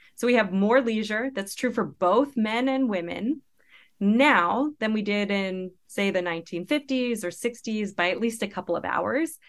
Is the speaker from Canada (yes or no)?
yes; Canada; moved away as an adult; now in United States; I had just graduated from, with my P H D from the University of British Columbia in Canada where I grew up.